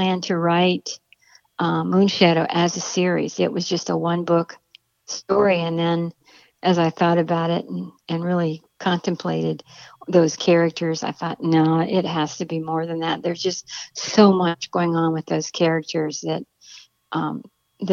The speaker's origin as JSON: {"language": "English", "town": "Akron", "region": "Ohio", "country": "United States", "tie": "born or raised there", "said": "Akron, Ohio is my hometown"}